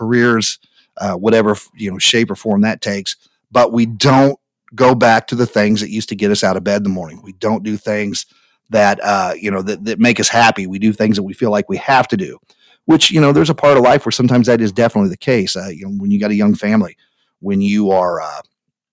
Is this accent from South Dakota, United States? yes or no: no; Speedway, Indiana, United States; also born or lived in Whitestown, Indiana; I grew up in Speedway, Indiana. I now live a little further north in one of the suburbs, a suburb called Whitestown, Indiana